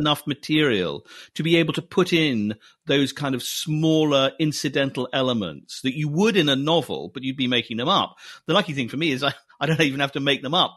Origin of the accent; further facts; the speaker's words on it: Scotland, United Kingdom; I was brought up in Scotland